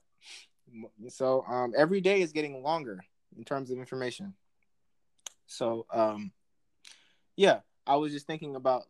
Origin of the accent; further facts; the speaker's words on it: New York City, New York, United States; I grew up in the Bronx